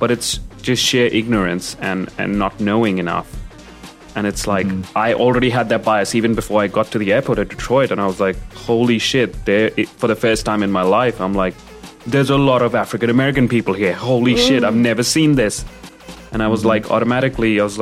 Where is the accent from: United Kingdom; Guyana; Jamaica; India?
India; moved away as an adult; also born or lived in United States; now in Australia; when I came to college in America, I came from India